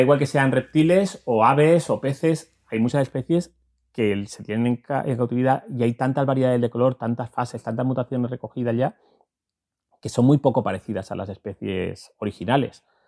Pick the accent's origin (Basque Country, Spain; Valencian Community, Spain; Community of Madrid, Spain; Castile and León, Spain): Valencian Community, Spain; now in La Vera, Spain; yo soy valenciano de nacimiento y verato de adopción